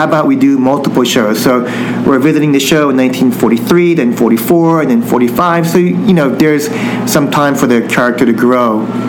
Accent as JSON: {"language": "English", "country": "United States", "said": "my family came over to the United States after all this happened, but it's just being, I think, a responsibility of being Japanese American"}